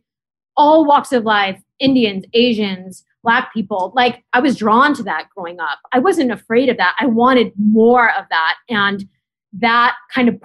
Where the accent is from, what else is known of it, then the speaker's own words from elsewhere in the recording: Canada; now in New York, United States; I grew up in Canada